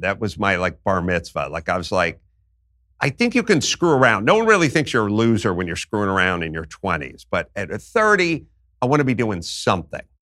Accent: Los Angeles, California, United States; I grew up in North Hollywood, California

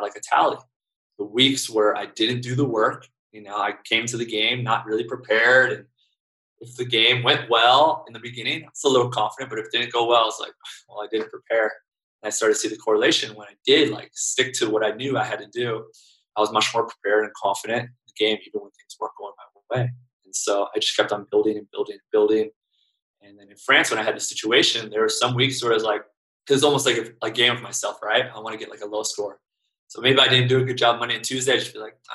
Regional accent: United States; I'm American

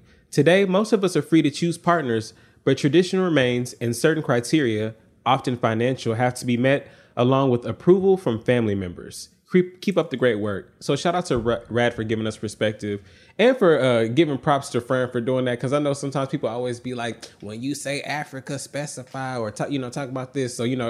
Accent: United Kingdom; Growing up in Yoruba in the UK, we saw that marriage was a community event evolving a lot of traditional practices.

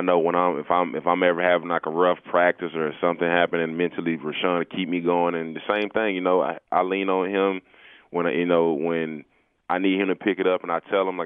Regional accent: Atlanta, Georgia, United States; I'm from Atlanta

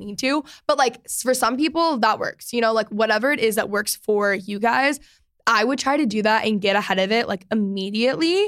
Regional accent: outside of Dallas, Texas, United States; I grew up outside of Dallas

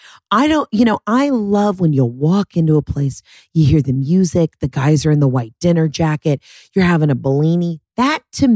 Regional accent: United States; I love that I'm the American

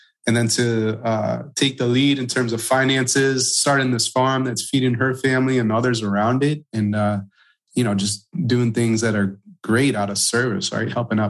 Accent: Palatine, Illinois, United States; I grew up in Palatine, Illinois, right? 30 minutes northwest of Chicago.

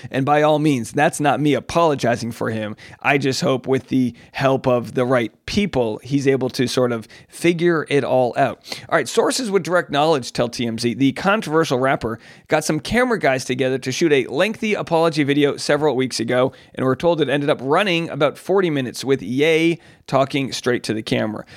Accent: Newport, Rhode Island, United States; my hometown of Newport, Rhode Island

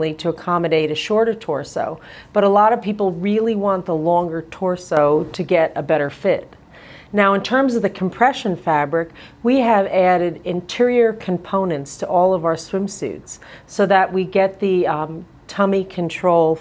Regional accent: Long Island, New York, United States; I'm actually from Long Island

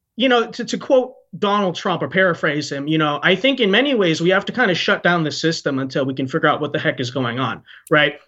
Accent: United States; I'm very selfless for my own country because I was born here

